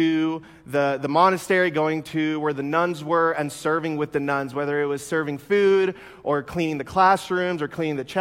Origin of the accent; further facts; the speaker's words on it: Costa Rica; now in United States; I wasn't actually born in the United States. I was born in Costa Rica.